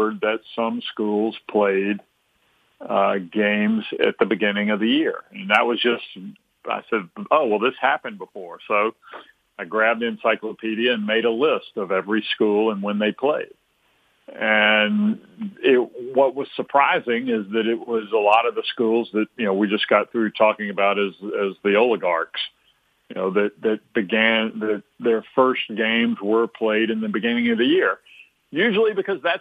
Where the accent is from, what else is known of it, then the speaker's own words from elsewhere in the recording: Alabama, United States; growing up in Alabama